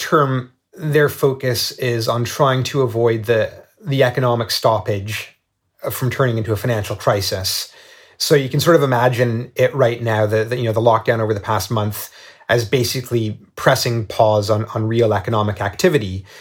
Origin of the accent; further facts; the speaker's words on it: Canada; now in Shanghai, China; I'm a Canadian.